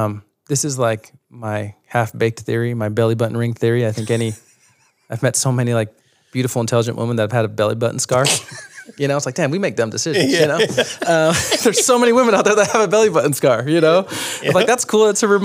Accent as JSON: {"language": "English", "region": "New York", "country": "United States", "tie": "born or raised there", "also_born_or_lived": "Utah", "said": "My mom, you know, my dad was abusive and we were growing up in New York and my mom just took us one night. Like, it went too far one night. It took all seven kids to Utah."}